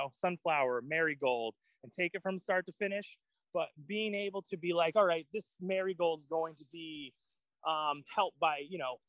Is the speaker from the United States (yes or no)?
yes; Auburn, Maine, United States; I raised in Maine my whole life. I grew up in Auburn, so I am Mainer, pure and pure